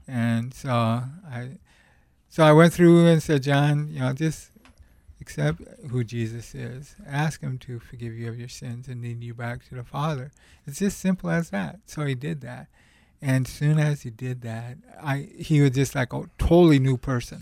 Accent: Montana, United States; I came from the Rocky Mountains, Montana

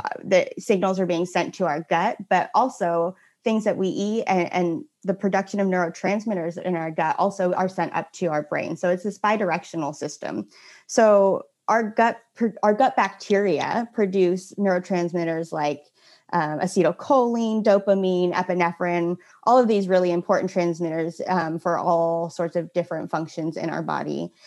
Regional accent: Santa Cruz, California, United States; now in Portland, United States; I'm originally from Santa Cruz, California, total beach bum at heart

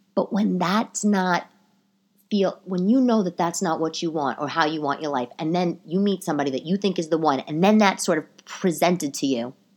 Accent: New York City, New York, United States; accent: old New York; also born or lived in Bay Ridge, Brooklyn; the New York accent, the, the old New York, my accent

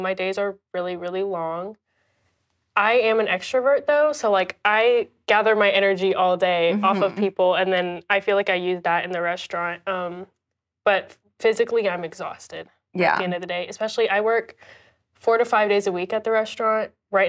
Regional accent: Indonesia; And I feel like my family I'm from Indonesia. So like we've moved around so many times throughout my life.

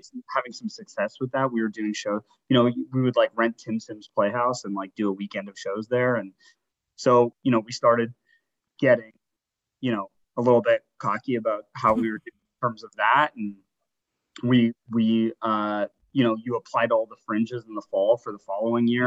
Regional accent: Toronto, Ontario, Canada; also born or lived in Halifax, Nova Scotia; I grew up in Toronto. I was born in Halifax

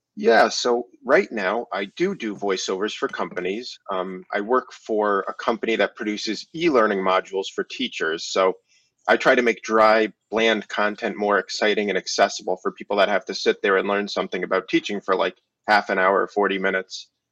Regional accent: Connecticut, United States; I'm from Connecticut, the great state of Connecticut

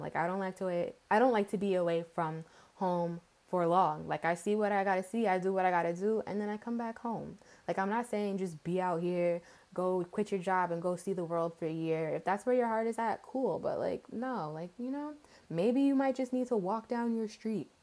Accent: outside New York City, New York tri-state area, United States; also born or lived in Englewood / North Carolina; I'm born and raised in the New York, what is it called? Tri state area? Whatever. Outside of New York City.

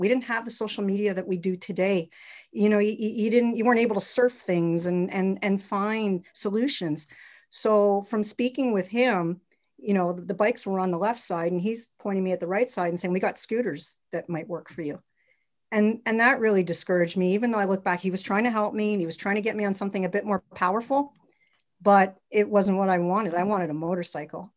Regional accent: Montreal, Quebec, Canada; I grew up in Montreal, Quebec

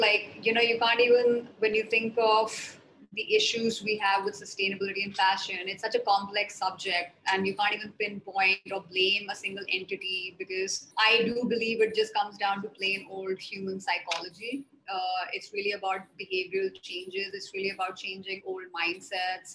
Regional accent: New Delhi, Delhi, India; also born or lived in mountains of northern India (Himalayas) / Mumbai / Netherlands; So I grew up in New Delhi. I spent a lot of my time. I did all my schooling in New Delhi

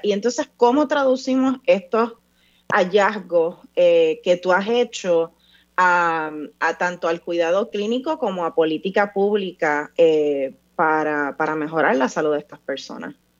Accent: Vega Alta, Puerto Rico; yo me crié eh, en un campo en Puerto Rico, yo soy de Vega Alta

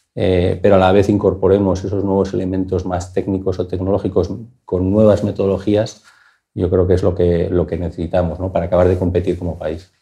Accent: Bilbao, Basque Country, Spain; yo soy de Bilbao

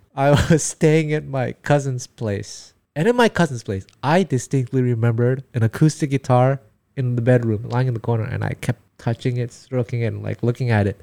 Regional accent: Montreal, Quebec, Canada; first language Taiwanese; English is a second language; moved away as an adult; now in Japan; I was born and raised in Montreal, Quebec

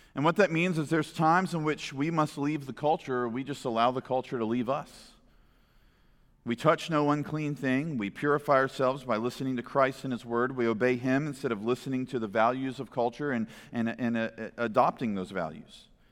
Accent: United States; as American people

